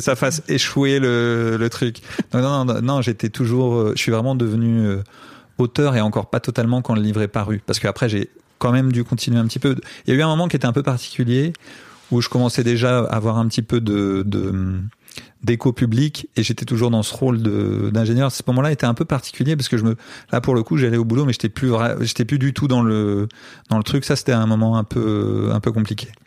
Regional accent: France; also born or lived in Brazil; je viens de France

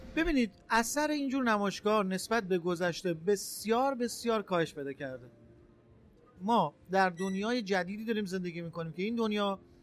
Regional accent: Rasht, Gilan, Iran; متولد اردیبهشت ماه 1360 در شهر رشت به دنیا اومدم

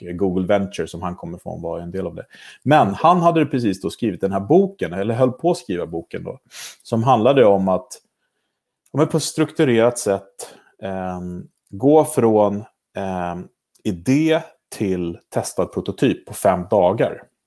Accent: Sweden; moved away as an adult; I höst är det sex år sedan jag flyttade hem

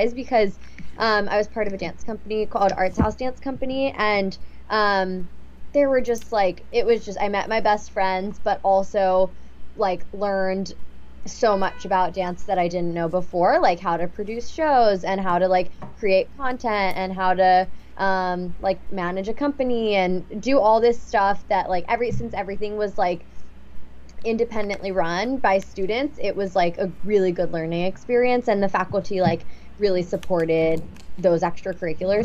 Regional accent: Pittsburgh, Pennsylvania, United States; moved away; also born or lived in Ross Township, Pennsylvania / Murrysville, Pennsylvania; I grew up in Pittsburgh in Murraysville, Pennsylvania.

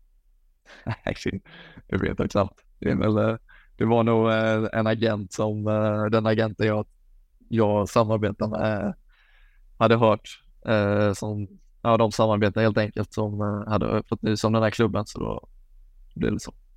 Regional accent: Falkenberg, Halland County, Sweden; moved away as an adult; now in Belgium; hemma i Falkenberg

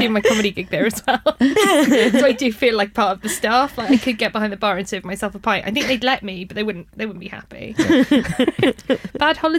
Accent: Wales, United Kingdom; I'm from Wales

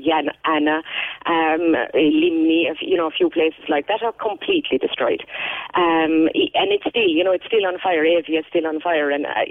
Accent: Munster, Ireland; I'm from Kerry.

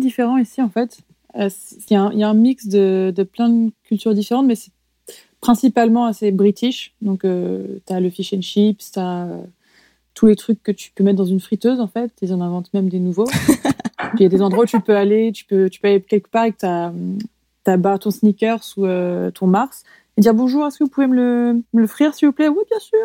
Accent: France; moved away as an adult; now in New Zealand; moi j'ai grandi en France, mais à l'intérieur des terres

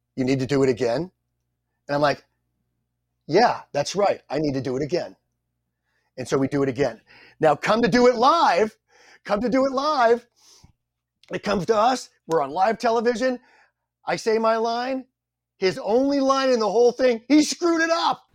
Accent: San Diego, California, United States; I'm from San Diego

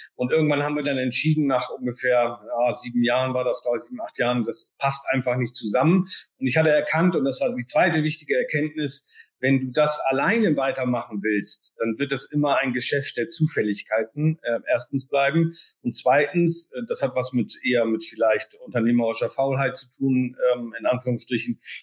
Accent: Bremen, Germany; als Bremer, ähm, sage ich jetzt mit ein bisschen Humor und Augenzwinkern, äh, sind wir natürlich sozusagen auch vom hanseatischen Kaufmannsgeist geprägt

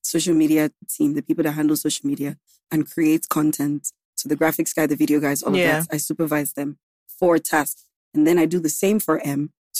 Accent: Gambia; moved away as an adult; now in Lagos, Nigeria; I grew up in Gambia. I lived in Gambia for like 15 years.

